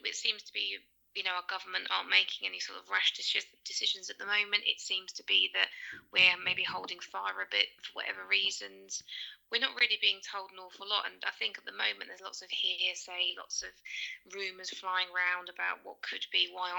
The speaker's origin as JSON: {"language": "English", "town": "Leicester", "region": "East Midlands", "country": "United Kingdom", "said": "I'm from Leicester in England and I'm a teacher."}